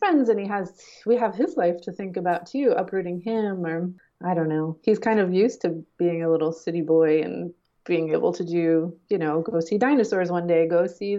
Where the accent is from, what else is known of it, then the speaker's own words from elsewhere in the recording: Peekskill, New York, United States; also born or lived in Brooklyn, New York; I grew up in New York. I grew up in Peekskill. It's about an hour and a half upstate